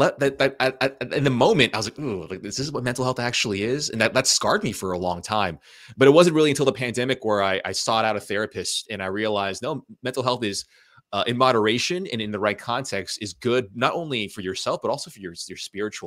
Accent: United States; being a child of immigrant parents, you know, I'm Asian American

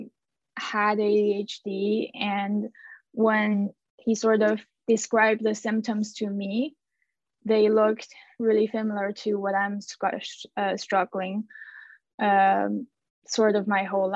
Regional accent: China; moved away as an adult; also born or lived in Montreal, Canada; now in Canada; I am originally from China, and I came to Canada in 2018

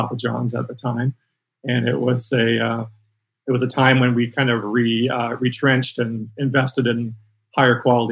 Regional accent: Toronto, Ontario, Canada; moved away as an adult; now in Orange County, United States; I grew up in Toronto, Ontario

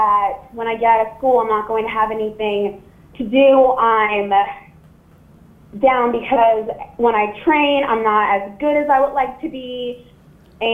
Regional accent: New Orleans, Louisiana, United States; I am from New Orleans, Louisiana

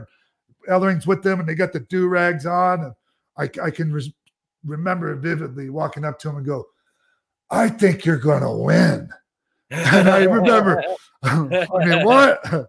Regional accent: St. Petersburg, Florida, United States; And I'm a St. Petersburg, Florida guy. That's my hometown.

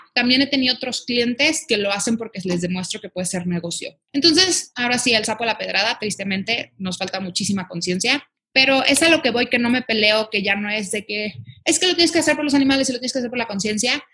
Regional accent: Guadalajara, Jalisco, Mexico; soy de Guadalajara, Jalisco

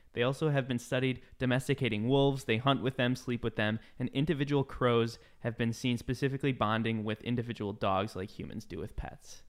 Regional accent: Midwest, United States; moved away; I grew up in the Midwest

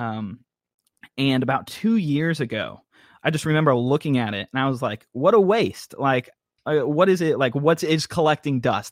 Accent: Tampa, Florida, United States; moved away as an adult; now in North Carolina, United States; I was born in Tampa, Florida. Grew up all my life there, all short twenty years

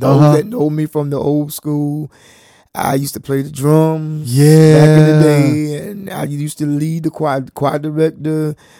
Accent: Chocowinity, North Carolina, United States; My hometown is Chakawinity. The home of the Indians.

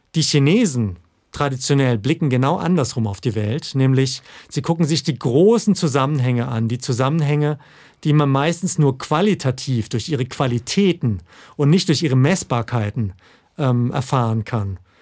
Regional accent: Southern Germany, Germany; moved away; ich komme ja ursprünglich aus Süddeutschland

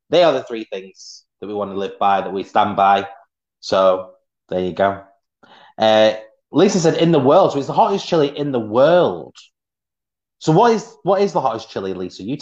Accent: Swansea, Wales, United Kingdom; there you go. I'm from Swansea.

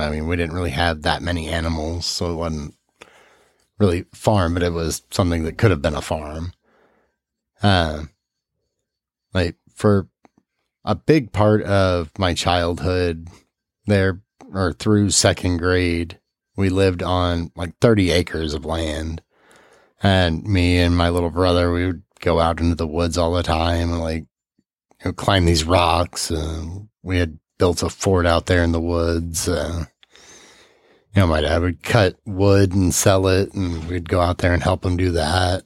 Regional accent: Gerald, Missouri, United States; also born or lived in Peoria, Illinois / St. Louis, Missouri / Salem, Missouri; we moved to this little town called Gerald, Missouri

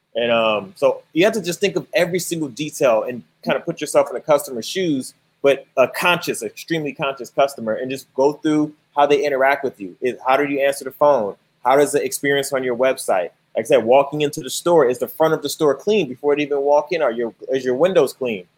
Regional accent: Chicago, Illinois, United States; moved away; I'm actually from Chicago.

